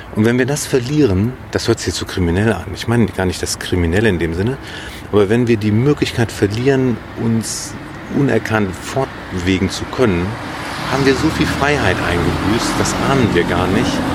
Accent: Bielefeld, North Rhine-Westphalia, Germany; also born or lived in Münster; ich bin in Bielefeld zur Schule gegangen

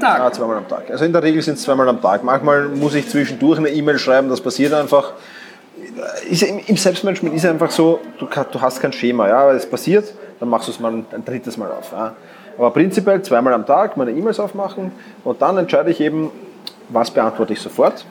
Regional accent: Vienna, Austria; wie du vielleicht schon hörst, ich komme aus Wien

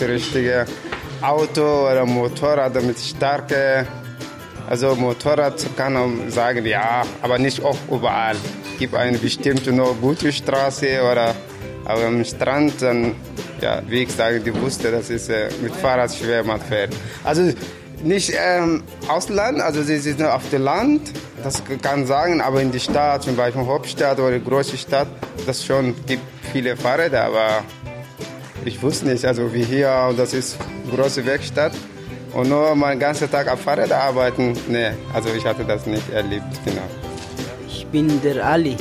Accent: Sudan; German is a second language; moved away; ich komme aus dem Sudan

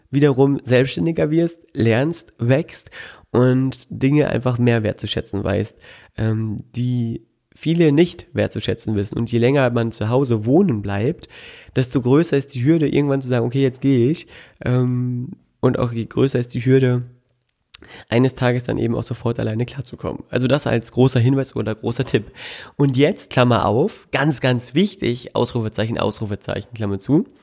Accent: North Rhine-Westphalia, Germany; direkt bei mir in der ähm, in meiner Heimatstadt Nähe ist, Bünde, da wohnen die aktuell immer noch und ähm, das ist ein total kleines, verwegenes äh, Städtchen, also noch nicht mal eine Stadt

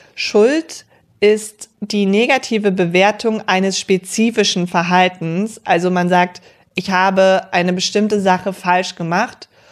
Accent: near Cologne, North Rhine-Westphalia, Germany

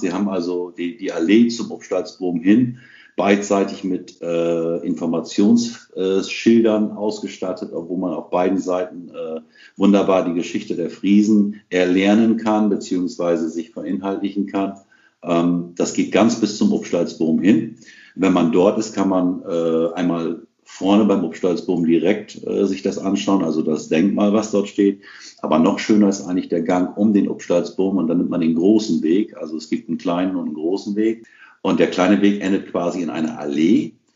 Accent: Rhauderfehn, Lower Saxony, Germany; first language Low German; also born or lived in Saterland; steht in meinem Ausfall auf Westroderfehn und somit bin ich gebürtiger Ostfriese

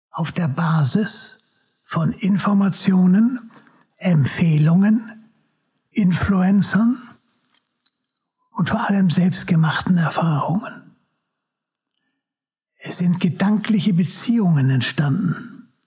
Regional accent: Hamburg, Germany; also born or lived in Freiburg; bin hier aufgewachsen in Hamburg. Bin dann ähm, während des äh, Krieges nach Freiburg gekommen. Das ist die Vaterstadt meines Vaters. Mhm und war dort bei meinen Großeltern.

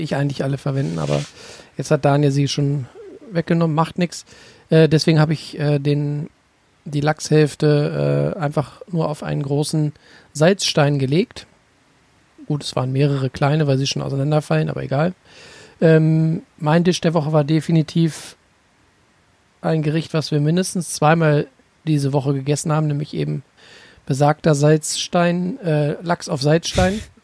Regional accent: Lower Saxony, Germany; bei uns in Niedersachsen

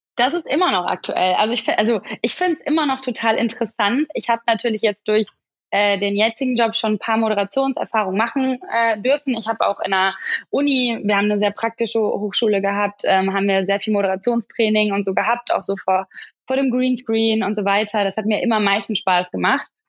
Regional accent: Oberhausen, North Rhine-Westphalia, Germany; also born or lived in Gelsenkirchen; ich komme eigentlich aus dem Ruhrgebiet ich mhm. komme aus Oberhausen

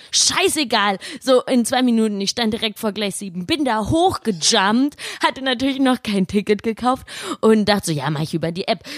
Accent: Laubach, Hesse, Germany; now in Cologne, Germany; Ich komme aus Laubach, einem coolen Dorf.

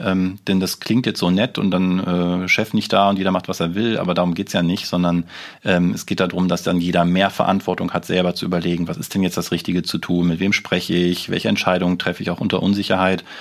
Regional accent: Germany; wir als Deutsche

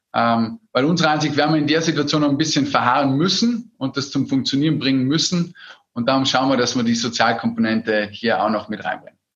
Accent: Austria; bei uns in Österreich, wo wir sehr stark tourismusabhängig sind

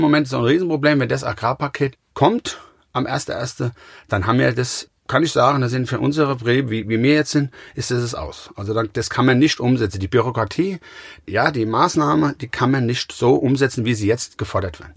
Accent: Gau-Bischofsheim, Rhineland-Palatinate, Germany; Ich komme aus Gaubischofsheim. Das ist ungefähr zehn Kilometer von Mainz

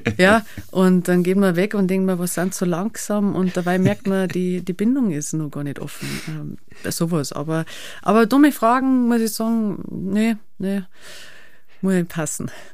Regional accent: Schneibsteinhaus, Bavaria, Germany; Ich bin da aufgewachsen

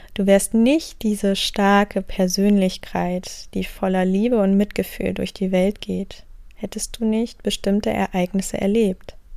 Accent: Wendland, Lower Saxony, Germany; Ich bin geboren im Wendland

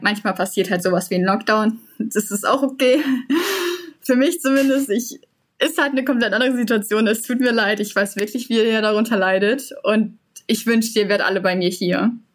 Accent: Unna, North Rhine-Westphalia, Germany; moved away as an adult; now in Perth, Australia; aus Unna, wo ich herkomme.

